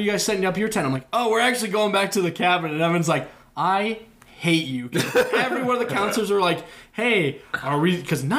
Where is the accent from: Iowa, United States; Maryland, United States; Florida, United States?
Iowa, United States; Okoboji; I'm from Okoboji.